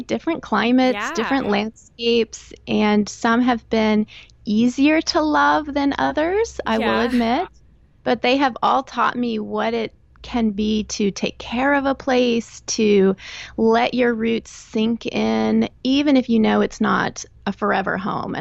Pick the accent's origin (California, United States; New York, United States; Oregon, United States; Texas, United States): Texas, United States; moved away as an adult; also born or lived in Northern Virginia / Chicago / Northern Florida; now in southeastern Pennsylvania, United States; I grew up in Texas, and that's where I went to college, met and married my husband